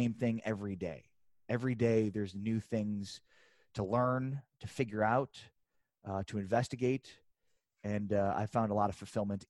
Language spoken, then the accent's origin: English; Chicago, Illinois, United States; moved away as an adult; also born or lived in Lawrence, Kansas / Missouri / Austin / San Antonio; I grew up in Chicago. I thought Lawrence, Kansas would be the smallest town I'd ever live